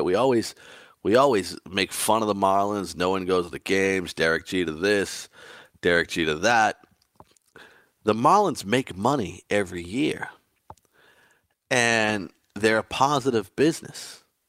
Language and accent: English; Boston, Massachusetts, United States; growing up in Boston, I was a huge Red Sox fan